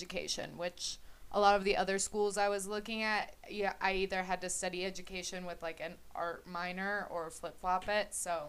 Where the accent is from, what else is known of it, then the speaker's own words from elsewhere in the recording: Minnetonka, Minnesota, United States; moved away as an adult; I grew up in Minnetonka, Minnesota.